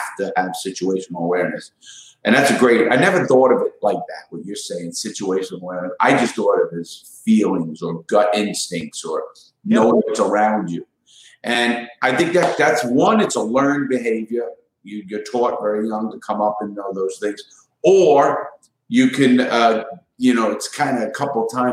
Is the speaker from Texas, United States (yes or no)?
no; New York City, New York, United States; I grew up in the Bronx in Brooklyn, New York